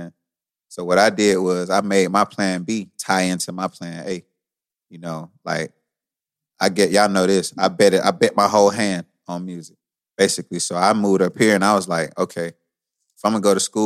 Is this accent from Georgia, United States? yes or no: yes; Columbus, Georgia, United States; moved away as an adult; now in Atlanta, United States; Columbus, Georgia, and it might have popped off sooner because that's my hometown.